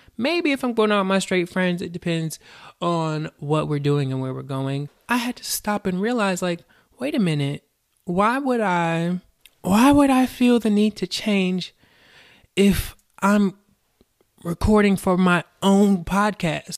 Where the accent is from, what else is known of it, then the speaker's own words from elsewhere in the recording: the South, United States; I was born and raised in the South